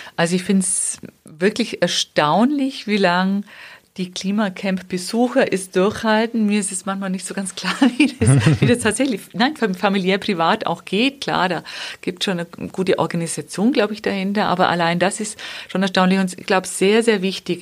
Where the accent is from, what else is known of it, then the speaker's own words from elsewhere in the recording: Wemding, Bavaria, Germany; dass ich selber Trainerin war dann in meiner Heimatstadt Wemding